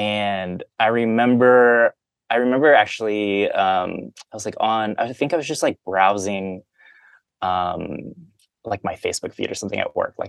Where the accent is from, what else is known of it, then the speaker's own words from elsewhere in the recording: Midwest, United States; growing up in the Midwest, like you're, at least I was surrounded by people who didn't look like me.